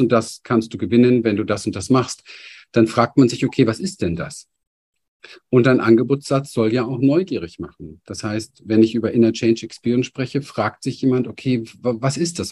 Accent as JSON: {"language": "German", "region": "Berlin", "country": "Germany", "tie": "born or raised there", "said": "ich bin aufgewachsen in Berlin, Hinterhof"}